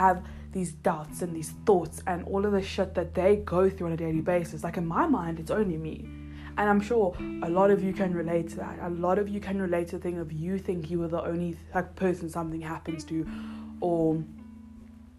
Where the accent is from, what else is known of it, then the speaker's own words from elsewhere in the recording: Johannesburg, Gauteng, South Africa; moved away; also born or lived in Cape Town; I grew up in Joburg